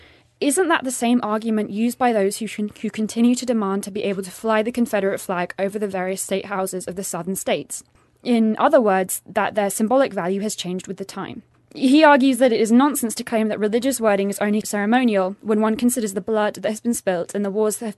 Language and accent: English; England, United Kingdom; moved away; my home country, the United Kingdom, has a state church